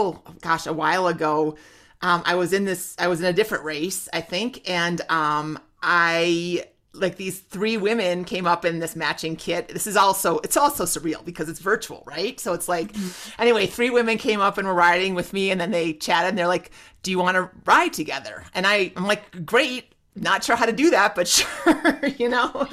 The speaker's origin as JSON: {"language": "English", "region": "Minnesota", "country": "United States", "tie": "born or raised there", "said": "I grew up in Minnesota"}